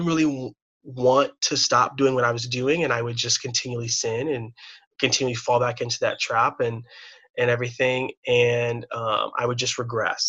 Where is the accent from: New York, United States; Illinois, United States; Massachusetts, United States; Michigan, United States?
Illinois, United States; Chicago; I was born and raised here in the Midwest, in the suburbs